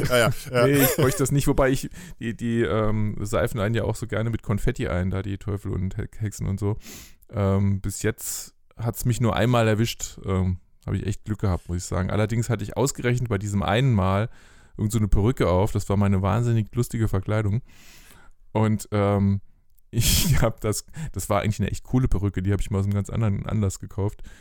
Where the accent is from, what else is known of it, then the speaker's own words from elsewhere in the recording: Bühl, Baden-Württemberg, Germany; moved away as an adult; now in Fulda, Germany; Deswegen bin ich auch aus Bühl